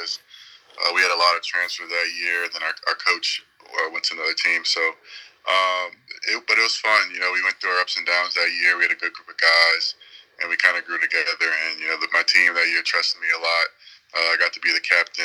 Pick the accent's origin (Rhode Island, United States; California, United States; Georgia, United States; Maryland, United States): Georgia, United States; Atlanta; moved away; I grew up in Atlanta, so it was hot